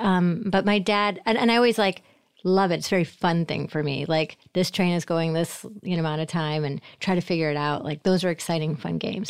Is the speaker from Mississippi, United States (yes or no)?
no; Syracuse, New York, United States; moved away as an adult; also born or lived in Boston / Portland, Oregon; I'm from Syracuse, so, uh, New York